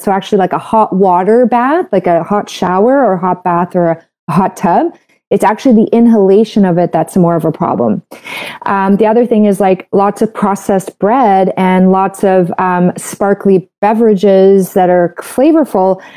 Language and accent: English; Canada; I'm a Canadian medical doctor